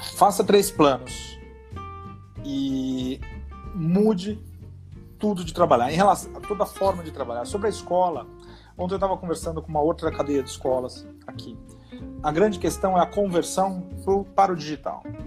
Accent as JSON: {"language": "Portuguese", "country": "Brazil", "said": "nós somos brasileiros"}